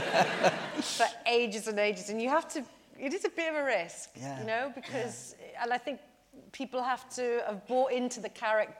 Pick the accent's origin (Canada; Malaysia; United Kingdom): United Kingdom; Porthcawl, Wales; I'm from Porthcawl, which is just down the road from Barry